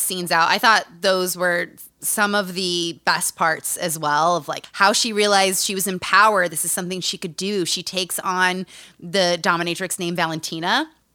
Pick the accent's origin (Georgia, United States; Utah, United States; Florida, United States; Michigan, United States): Utah, United States; Growing up in Utah